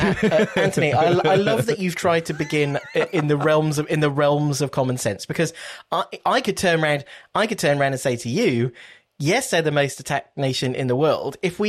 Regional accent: United Kingdom; Because we're British, so we were like, okay, we're going to create an index.

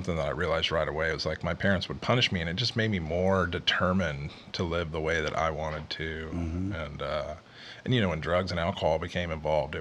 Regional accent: Houston, Texas, United States; also born or lived in Kansas City; I'm from Houston originally

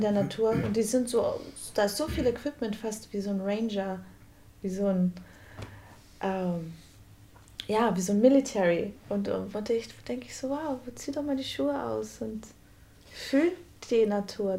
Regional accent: Brazil; Ich, als Brasilianerin

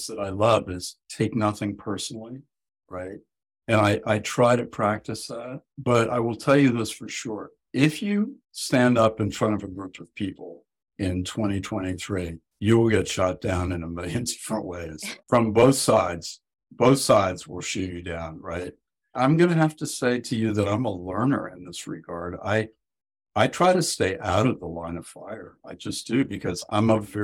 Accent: Ohio, United States; moved away as an adult; now in New England, United States; growing up in Ohio, or even I went to college out here in New England

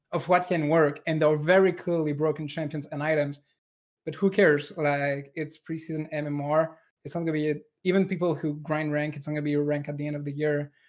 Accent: France; accent: French; English is a second language; moved away; a French engineer, like me

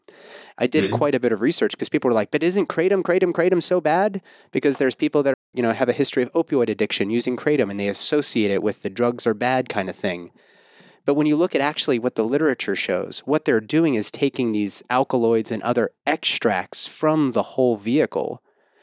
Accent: Pittsburgh, Pennsylvania, United States; I'm from Pittsburgh

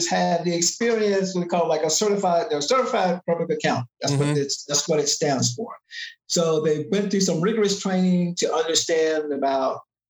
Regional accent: Chicago, Illinois, United States; now in Sacramento, United States; where I'm from, that's all the way back from Chicago

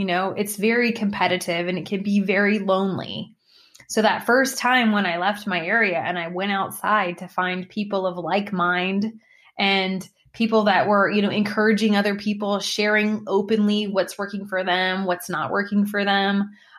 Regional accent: Alamogordo, New Mexico, United States; born there; So I am what they call a military brat, but of course I wasn't a brat. I was a gem of a child growing up. You can ask my parents. I'm sure they would definitely concur. But I was born in Alamogordo, New Mexico

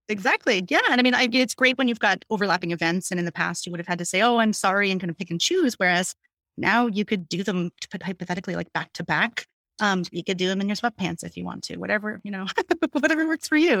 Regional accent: Hershey, Pennsylvania, United States; also born or lived in Pittsburgh, Pennsylvania; I am born and raised in Pennsylvania, so I'm, I'm from, like, Hershey, Pennsylvania

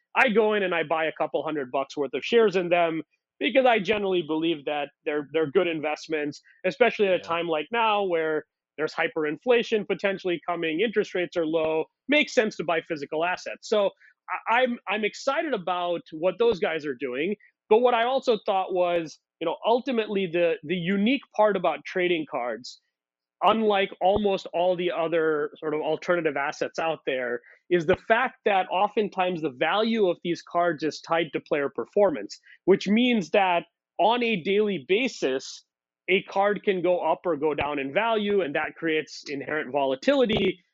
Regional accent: India; moved away; I grew up in India

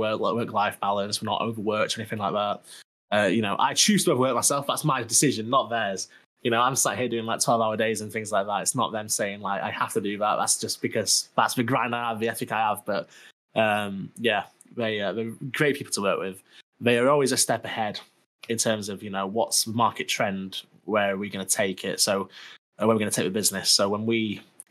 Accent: Sheffield, Yorkshire and the Humber, United Kingdom; I come from Sheffield where everyone's like quite nice

